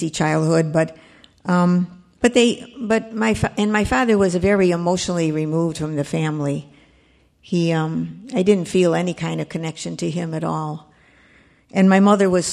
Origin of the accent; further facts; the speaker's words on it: Chicago, Illinois, United States; now in Burr Ridge, United States; I was born and raised in Chicago, and I actually lived in Chicago for 85 years